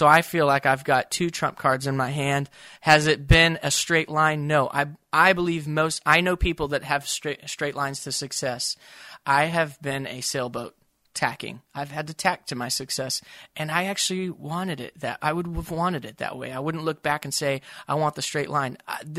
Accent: Tulsa, Oklahoma, United States; I grew up in Tulsa where they talked about the toy maker's dream.

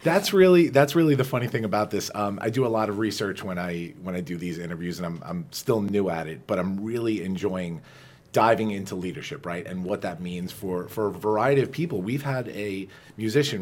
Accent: Farmingdale, New York, United States; also born or lived in Flushing, New York; we're both Dailers, Jennifer

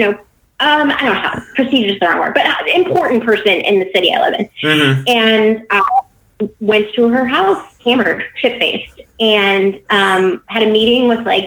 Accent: Cleveland, Ohio, United States; moved away as an adult; also born or lived in San Diego / Florida / Virginia; I left Virginia and moved back to my hometown of Cleveland

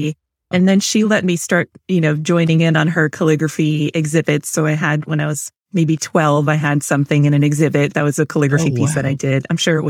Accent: Rhode Island, United States; I'm from Rhode Island.

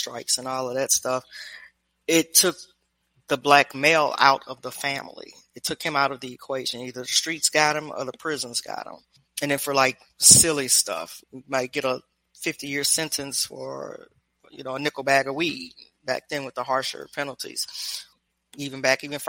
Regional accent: Louisiana, Memphis, Tennessee, Baton Rouge, Deep South, United States; moved away as an adult; also born or lived in Washington, District of Columbia, United States; now in Mexico; I grew up in Louisiana, Memphis, Tennessee, Baton Rouge.

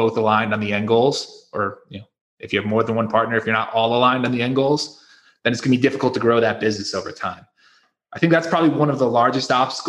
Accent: Connecticut, United States; moved away as an adult; also born or lived in South Carolina / Florida / Mexico; we're all from Connecticut originally

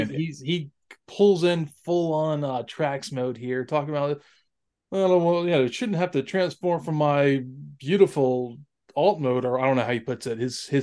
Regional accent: Gulf Coast, United States; because, you know, I grew up on the Gulf Coast.

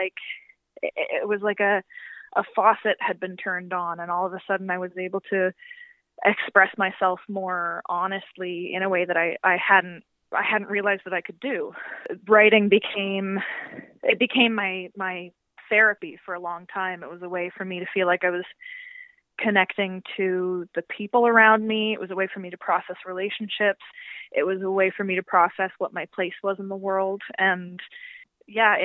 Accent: Montague, Prince Edward Island, Canada; also born or lived in Hamilton, Ontario; I was born in Hamilton, Ontario, but I moved to Montague, Prince Edward Island when I was 10.

